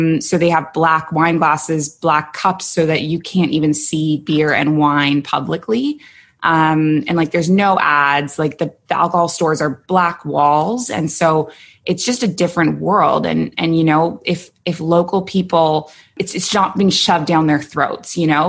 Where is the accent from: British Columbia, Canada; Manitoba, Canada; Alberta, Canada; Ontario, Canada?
Ontario, Canada; Toronto; moved away as an adult; also born or lived in Kuwait; now in Abu Dhabi, United Arab Emirates; So I'm from Toronto